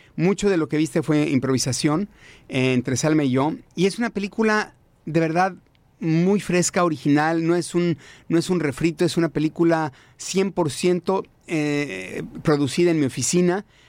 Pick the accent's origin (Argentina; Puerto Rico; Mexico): Mexico; now in United States; los dos somos mexicanos